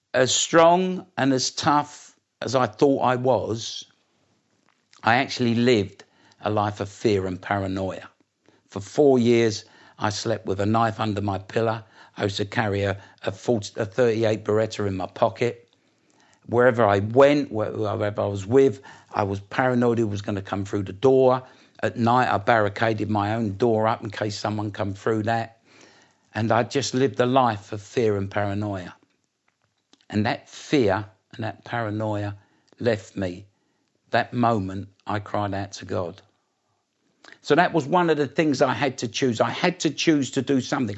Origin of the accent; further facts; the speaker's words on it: Essex, East of England, United Kingdom; also born or lived in East End of London; I come from Essex originally, uh, just outside London. My roots are in the east end of London, um, but I lived in Essex